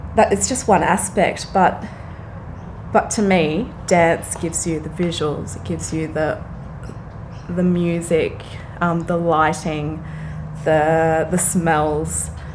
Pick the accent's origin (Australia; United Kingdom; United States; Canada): Australia; Frankston, Victoria; moved away as an adult; also born or lived in Brisbane, Australia; now in Sydney, Australia; I was raised in Frankston